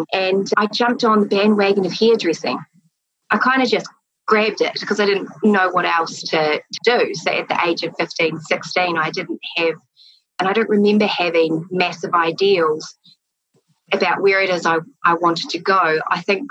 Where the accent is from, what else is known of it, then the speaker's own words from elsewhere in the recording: Christchurch, Canterbury, New Zealand; also born or lived in Toronto, Canada; I grew up in Christchurch in South Island